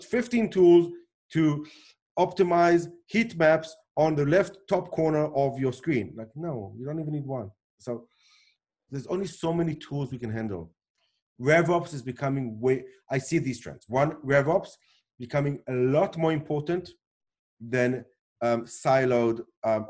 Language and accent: English; South Africa; born or raised there; accent: weird accent, not an Israeli accent; moved away; also born or lived in Israel